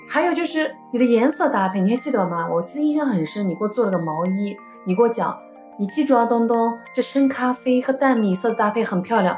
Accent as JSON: {"language": "Chinese", "town": "Urumqi", "region": "Xinjiang", "country": "China", "tie": "born or raised there", "said": "我们从小生活在乌鲁木齐、新疆"}